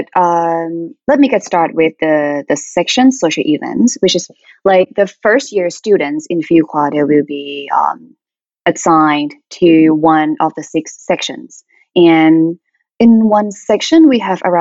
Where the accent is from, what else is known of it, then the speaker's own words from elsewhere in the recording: Thailand; moved away as an adult; now in United States; from Thailand.